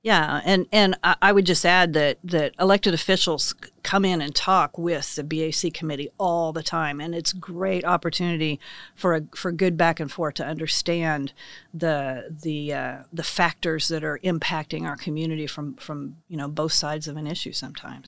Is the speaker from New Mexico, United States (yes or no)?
no; Ingalls, Kansas, United States; now in Manhattan, United States; I grew up in Ingalls, Kansas, population two hundred eighty-five